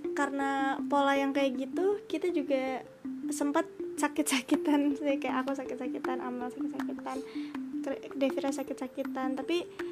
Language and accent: Indonesian; Bekasi, West Java, Indonesia; aku asalnya dari Bekasi